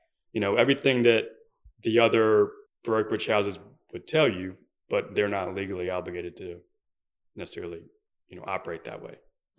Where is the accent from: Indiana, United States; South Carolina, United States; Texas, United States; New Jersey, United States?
South Carolina, United States; Beaufort; there's an island on the way to Fripp called St. Helen Island, and that's where that's where we grew up.